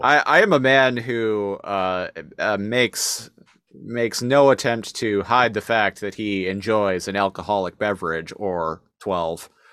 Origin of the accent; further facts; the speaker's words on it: Victoria, British Columbia, Canada; we're from Victoria, uh, British Columbia.